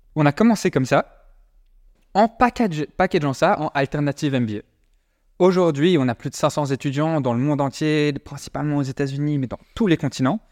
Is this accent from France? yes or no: no; Brussels, Brussels-Capital Region, Belgium; on n'est pas français, on est de Bruxelles à la base, on est belge